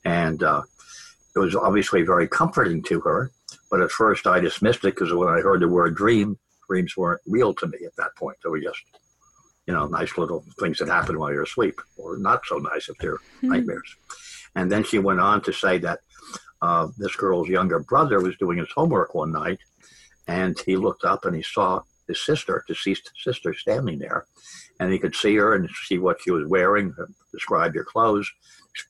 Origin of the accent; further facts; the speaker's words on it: Long Island, Manhattan, New Jersey, Northeast, United States; I grew up on Long Island and in Manhattan, New Jersey, Northeast